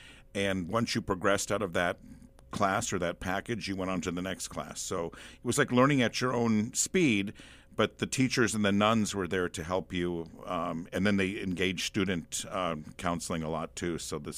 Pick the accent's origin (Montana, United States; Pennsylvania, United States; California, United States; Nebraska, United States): Nebraska, United States; David City; I am from David City, Nebraska, originally.